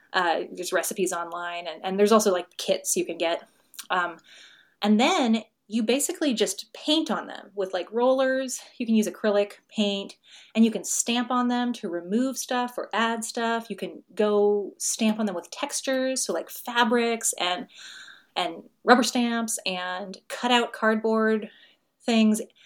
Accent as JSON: {"language": "English", "region": "Pacific Northwest", "country": "United States", "moved": "yes", "said": "I'm from the Pacific Northwest"}